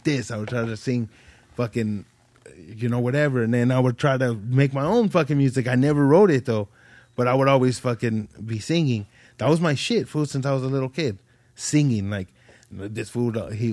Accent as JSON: {"language": "English", "town": "Ridgecrest", "region": "California", "country": "United States", "tie": "born or raised there", "said": "when I was little, growing up in Ridgecrest, fool, it was a little ass town"}